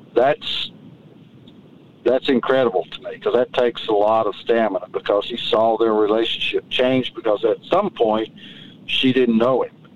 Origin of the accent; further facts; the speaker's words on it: Hampton, Georgia, United States; my hometown of Hampton, Georgia